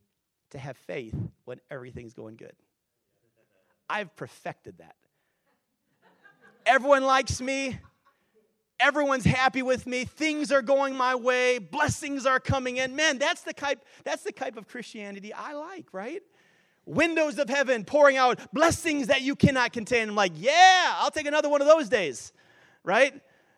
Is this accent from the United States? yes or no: yes; Wisconsin, United States; I grew up in Wisconsin